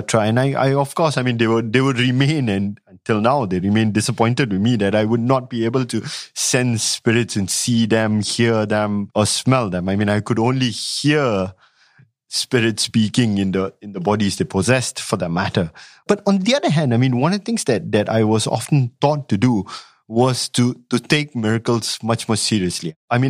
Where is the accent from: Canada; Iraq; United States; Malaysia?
Malaysia; Malay Peninsula; also born or lived in Singapore; I grew up in the Malay Peninsula. I mean, I was born in Singapore.